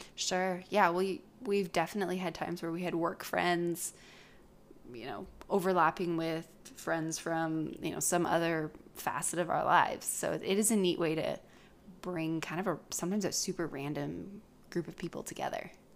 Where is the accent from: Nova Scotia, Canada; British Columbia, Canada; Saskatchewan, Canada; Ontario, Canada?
British Columbia, Canada; also born or lived in Oregon; I moved up to British Columbia when I was pretty young.